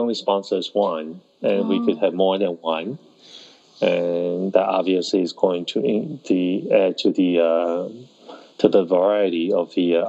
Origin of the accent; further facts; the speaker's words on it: Taiwan; born there; Yeah, I was born in Taiwan.